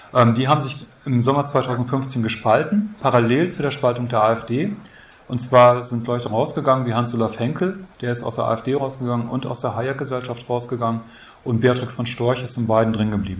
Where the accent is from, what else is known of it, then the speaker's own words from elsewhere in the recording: Münster, North Rhine-Westphalia, Germany; Bei uns in Münster, ich komme aus Münster